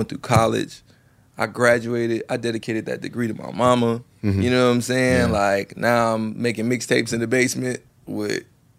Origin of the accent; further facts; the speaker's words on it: Chicago, Illinois, United States; also born or lived in Tallahassee / Los Angeles; I moved back to Chicago from Tallahassee.